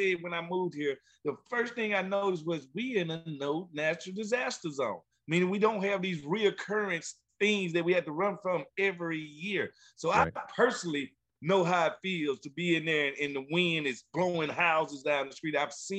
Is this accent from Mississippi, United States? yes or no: yes; Mississippi, United States; moved away; living and growing up in Mississippi.